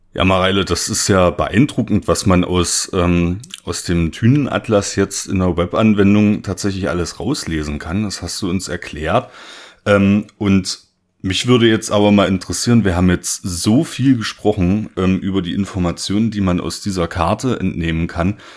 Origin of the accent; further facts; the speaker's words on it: Saxony-Anhalt, Germany; ich komme äh, aus Sachsen-Anhalt